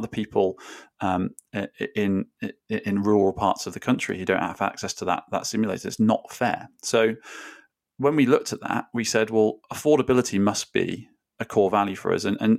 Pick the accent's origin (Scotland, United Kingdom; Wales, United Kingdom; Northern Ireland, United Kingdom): Wales, United Kingdom; I grew up in South Wales.